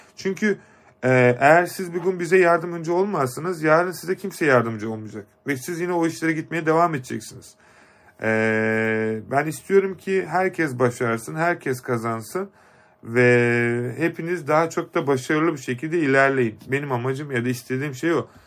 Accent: Kars, Kars Province, Turkey; moved away; Kars'a geleceğiz. Ee, memleketim.

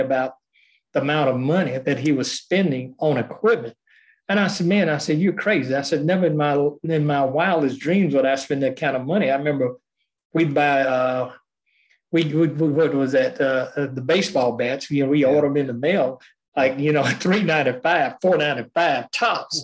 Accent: Meridian, Mississippi, United States; I grew up in Meridian, Lauderdale County, Mississippi, and East Central Mississippi

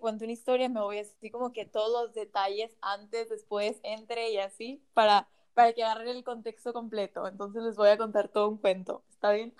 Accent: Mexico; Yo vivo, vivo en una ciudad súper chiquita aquí en México

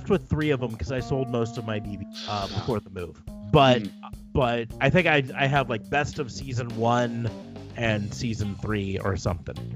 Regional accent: United States; as an American

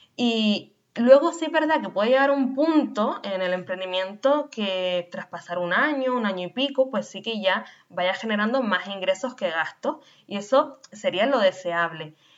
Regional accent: Canary Islands, Spain; nacida en Canarias

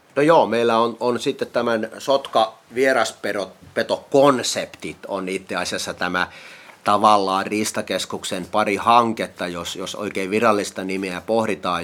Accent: Kuortane, South Ostrobothnia, Finland; Mä oon itse kotoisin tuolta Kuortaneelta Etelä-Pohjanmaalta

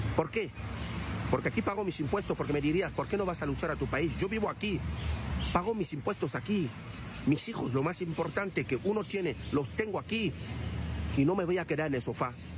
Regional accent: Cameroon; now in Spain; Soy camerunés

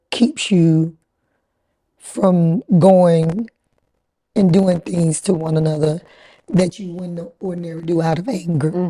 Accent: Atlanta, Georgia, United States; Right here

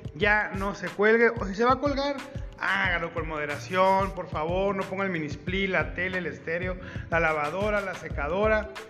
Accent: Ciudad Juárez, Chihuahua, Mexico; soy de Ciudad Juárez, Chihuahua

